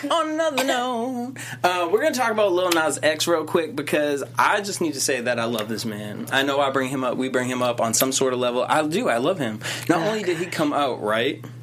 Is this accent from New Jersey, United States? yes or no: no; Boston, Massachusetts, United States; I'm from Boston. … that's just what I do.